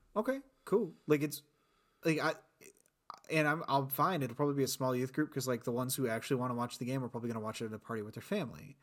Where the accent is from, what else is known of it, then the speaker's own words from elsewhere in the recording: South Bend, Indiana, United States; I'm from South Bend